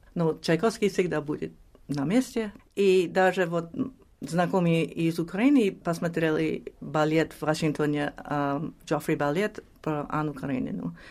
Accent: New York, United States; Russian is a second language; А мы выросли в Нью-Йорке

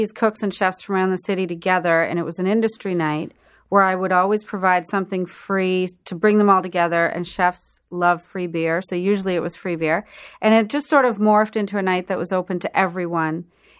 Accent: Prince Edward Island, Canada; Because I'm from Prince Edward Island, so potato-fed beef is good.

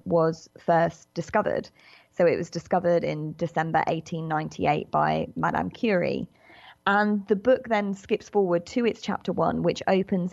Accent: United Kingdom; accent: British; as you can probably tell from my accent, I'm a British writer

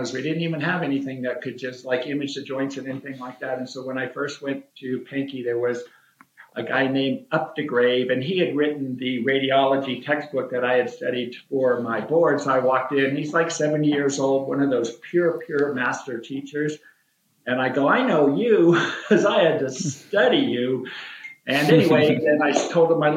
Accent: New Mexico, United States; moved away as an adult; also born or lived in Boston; I'm from New Mexico

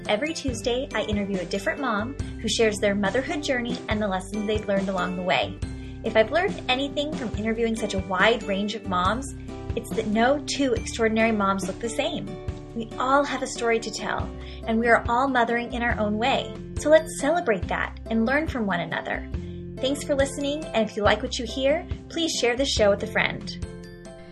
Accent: Poway, California, United States; We grew up in the same community.

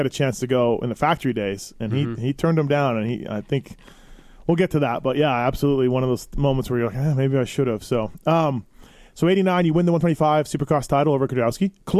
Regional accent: Canada; me being Canadian

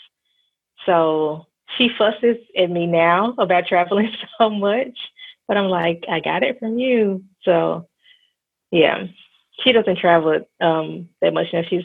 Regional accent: Memphis, Tennessee, United States; I'm originally from Memphis, Tennessee. I am based in Memphis now

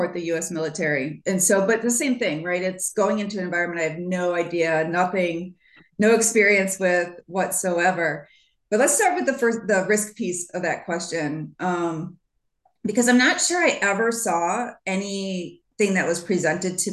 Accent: Michigan, United States; as a Midwesterner in the US, growing up in Michigan

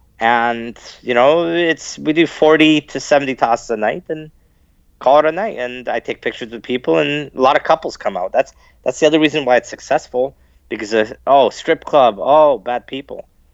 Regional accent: London, Ontario, Canada; also born or lived in Sarnia; I was the only little person in four schools growing up in London, Ontario, Sarnia.

